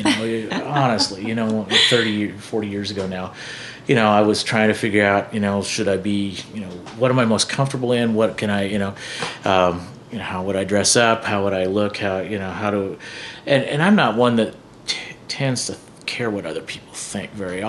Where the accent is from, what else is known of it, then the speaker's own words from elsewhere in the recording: Iowa, United States; also born or lived in Farragut, Iowa / Earlham, Iowa / Yucatan, Mexico / Minnesota; I'm an Iowa boy. I mean, I grew up near Baird, you know, which is, it's 25 miles west of Perry.